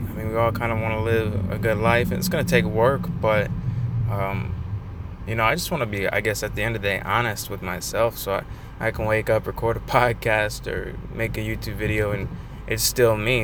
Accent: Michigan, United States; also born or lived in North Dakota; I was born in North Dakota uh, in 1994, and I only lived there for about a year until I moved to Michigan with my family, and we've been here ever ever since then

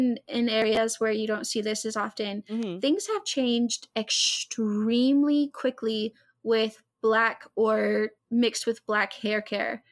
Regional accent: Hot Springs, Arkansas, United States; I grew up in Hot Springs, Arkansas.

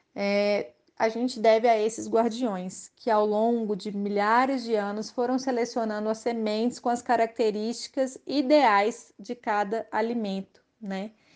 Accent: Belo Horizonte, Minas Gerais, Brazil; moved away as an adult; now in Santo Antônio do Leite, Brazil; E eu sou de Belo Horizonte

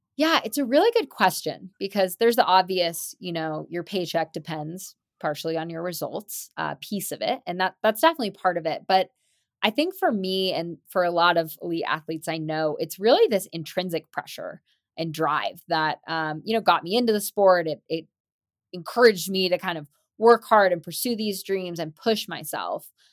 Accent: Marin, California, United States; growing up in Marin, where mountain biking was originally invented in the seventies

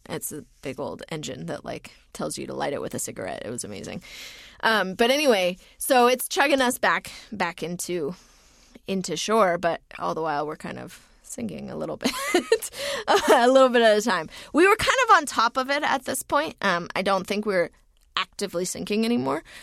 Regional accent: United States; moved away as an adult; also born or lived in New Zealand; I am an American citizen

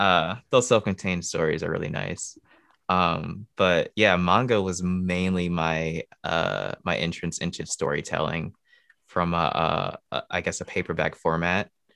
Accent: Michigan, United States; moved away as an adult; now in Ohio, United States; born and raised in Michigan, uh, but currently living in Ohio

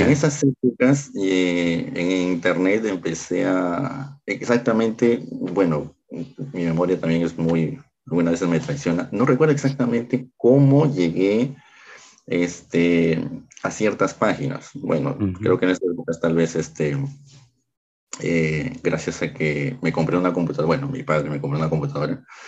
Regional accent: Peru; en mi país Lima es la capital, yo no, yo no resido en la capital

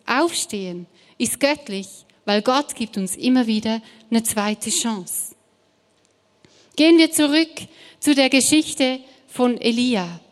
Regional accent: Switzerland; German is a second language; now in Stuttgart, Germany; ich komme ursprünglich aus der Schweiz

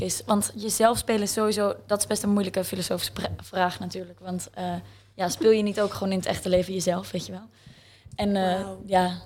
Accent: The Hague, South Holland, Netherlands; moved away as an adult; also born or lived in Utrecht; wij zijn alle twee opgegroeid in Scheveningen.

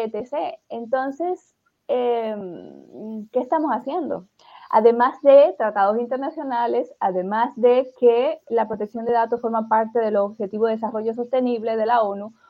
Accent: Dominican Republic; yo también soy dominicana

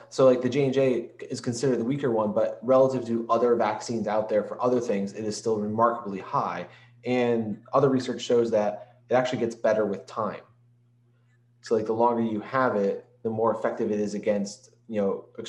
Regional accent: New York, United States; But I'm from New York.

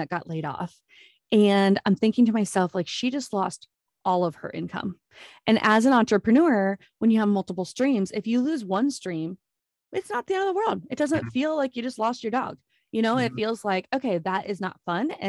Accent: Iowa, United States; accent: Minnesota; moved away as an adult; also born or lived in Minnesota; now in Jacksonville, United States; I'm born and raised in Iowa

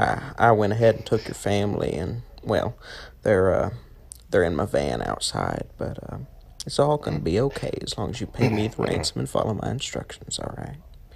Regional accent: United States; Where we're from here in America

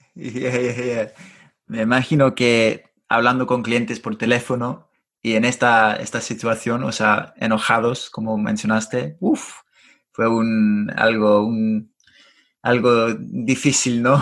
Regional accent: London, United Kingdom; Spanish is a second language; Yo soy del sur, de Londres.

